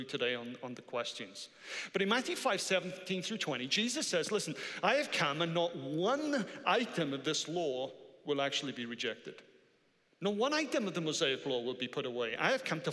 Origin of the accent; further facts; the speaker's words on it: Wales, United Kingdom; I am Welsh